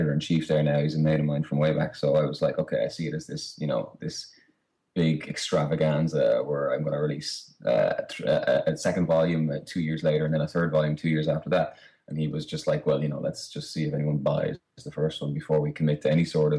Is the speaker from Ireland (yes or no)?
yes; Ireland